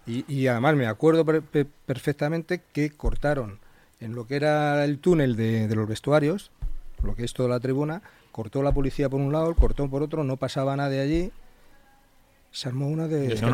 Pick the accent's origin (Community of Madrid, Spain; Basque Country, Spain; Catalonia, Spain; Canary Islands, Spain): Community of Madrid, Spain; Madrid; also born or lived in Alcalá de Henares; now in Majadahonda, Spain; soy de Madrid